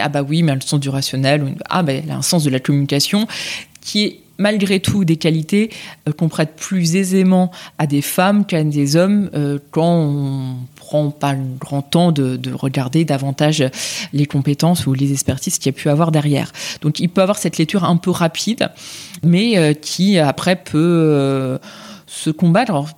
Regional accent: France; je suis engagée là où j'ai grandi, là où je vis

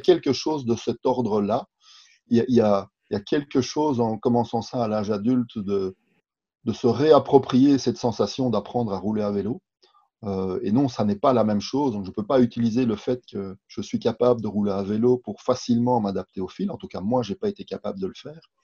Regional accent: Belgium; je suis belge aussi

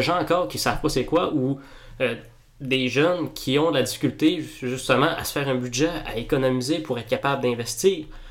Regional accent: Quebec, Canada; On est gêné d'être québécois

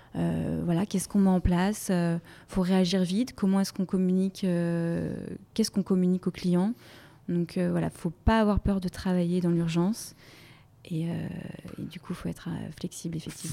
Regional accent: Brittany, France; moved away as an adult; now in Paris, France; je suis originaire de Bretagne

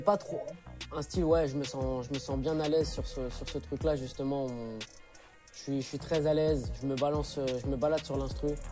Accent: Centre-Val de Loire, France; je suis du Loiret

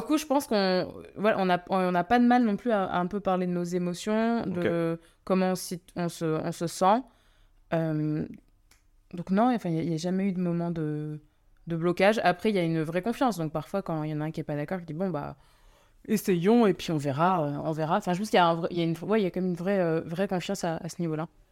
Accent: France; je suis d'origine, je suis française, mais je suis d'origine euh, indienne

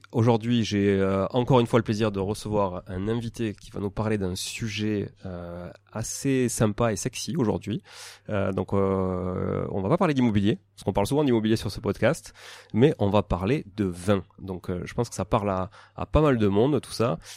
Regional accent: Toulouse, Occitania, France; je suis toulousain

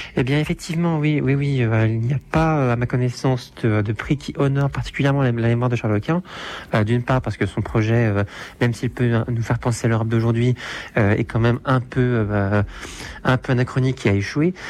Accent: France; nous, en tant que Français

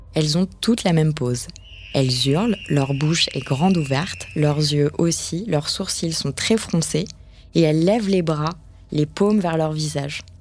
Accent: France; quand on est française

